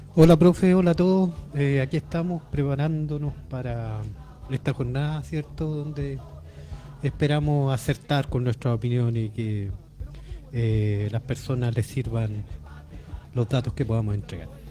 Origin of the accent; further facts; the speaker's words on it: Chile; como chileno